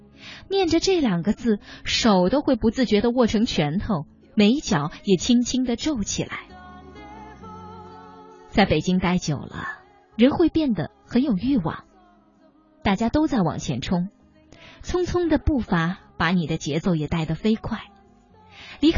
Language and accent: Chinese; China; 这个年龄在我们中国人看来好像不上不下，正尴尬着。